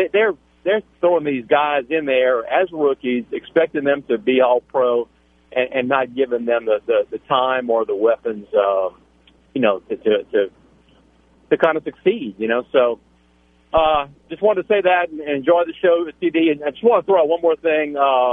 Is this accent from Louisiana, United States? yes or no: yes; Jeanerette, Louisiana, United States; moved away; I'm originally from Generette